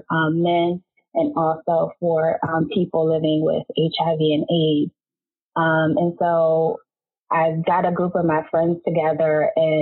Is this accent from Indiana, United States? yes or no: no; Philadelphia, Pennsylvania, United States; moved away as an adult; also born or lived in Delaware; I am originally from Philadelphia, Pennsylvania